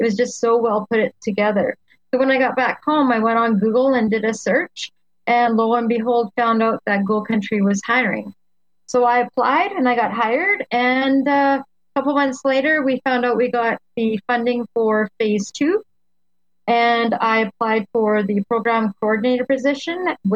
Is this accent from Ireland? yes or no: no; Highland Valley, British Columbia, Canada; also born or lived in Ashcroft, British Columbia / Okanagan, British Columbia; now in Cache Creek, Canada; I was born in Ashcroft and raised up in the Highland Valley area